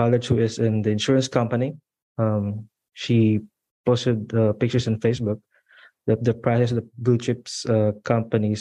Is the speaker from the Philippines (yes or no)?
yes; Philippines; moved away as an adult; also born or lived in Dubai, United Arab Emirates; now in Australia; I'm from Philippines and I am currently in Australia right now